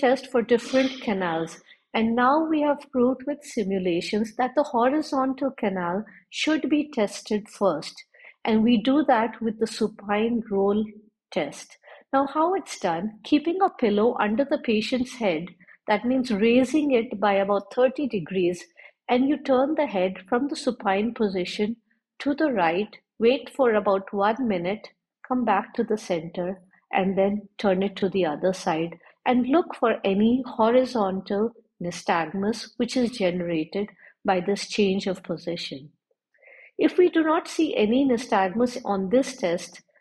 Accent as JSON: {"language": "English", "town": "Jaipur", "region": "Rajasthan", "country": "India", "said": "I'm from Jaipur, India, and I'm working in a specialized vertigo clinic."}